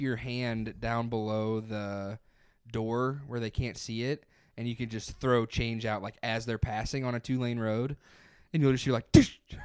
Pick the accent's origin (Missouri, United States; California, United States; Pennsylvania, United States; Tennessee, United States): Missouri, United States; near Hillsboro; also born or lived in Columbia, Missouri / Springfield, Missouri / Chicago, Illinois; now in St. Louis, United States; Hillsborough was, like, twenty-five minutes from my hometown